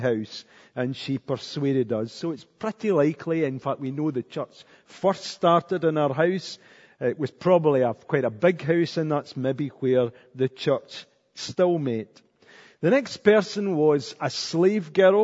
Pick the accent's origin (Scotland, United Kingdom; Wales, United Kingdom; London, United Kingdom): Scotland, United Kingdom; Cumnock; I was brought up in Cumnock